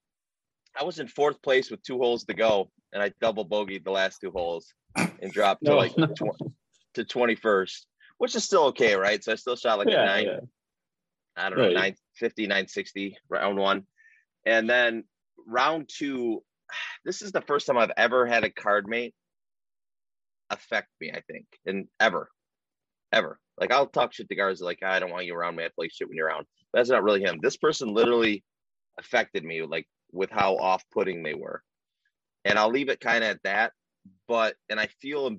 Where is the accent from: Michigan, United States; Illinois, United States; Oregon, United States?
Michigan, United States; Omer; I grew up in Omer, Michigan